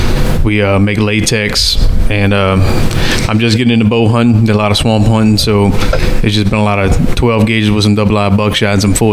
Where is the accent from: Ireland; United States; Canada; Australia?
United States; Louisiana; from Chag Bay, Louisiana.